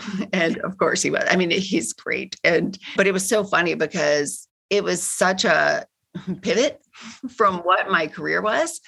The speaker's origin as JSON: {"language": "English", "region": "Kentucky", "country": "United States", "tie": "born or raised there", "also_born_or_lived": "California", "moved": "as an adult", "lives_now": "Chicago, United States", "said": "I grew up in Kentucky"}